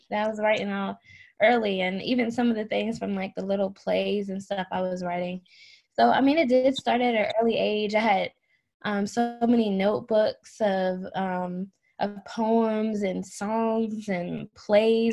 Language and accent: English; Maryland, United States; moved away; I'm originally from Maryland